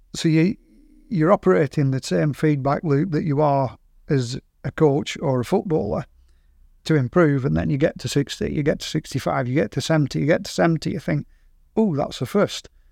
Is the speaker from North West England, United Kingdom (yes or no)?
yes; Burnley, North West England, United Kingdom; we're from Burnley